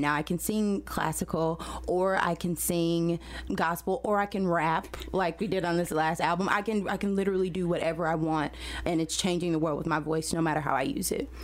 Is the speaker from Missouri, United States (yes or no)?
yes; St. Louis, Missouri, United States; I am from St. Louis originally. I grew up in the city